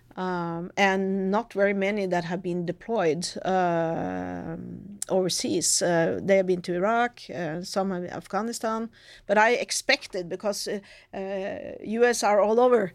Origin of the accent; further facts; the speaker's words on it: Norway; coming from Norway